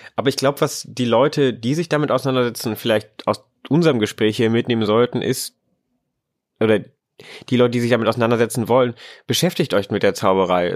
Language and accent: German; Lower Saxony, Germany; in Niedersachsen, wo ich herkomme